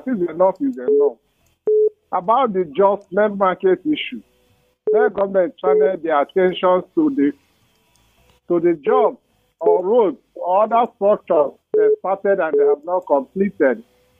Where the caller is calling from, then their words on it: Bukuru, Plateau, Nigeria; I'm calling from Bukuru Local.